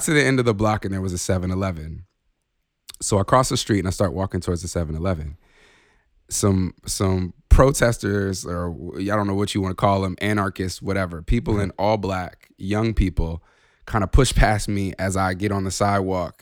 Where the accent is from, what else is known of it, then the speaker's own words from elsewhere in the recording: Chicago, Illinois, United States; I'm originally from Chicago